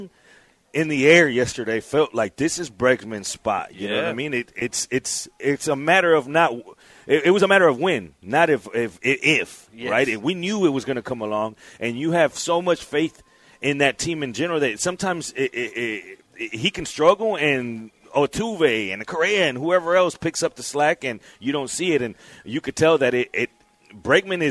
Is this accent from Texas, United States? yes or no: yes; Houston, Texas, United States; we're from Houston